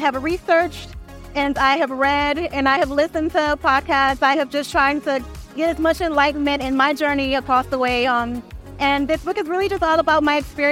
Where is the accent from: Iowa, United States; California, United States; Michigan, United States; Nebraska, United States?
Michigan, United States; Detroit; I'm from Detroit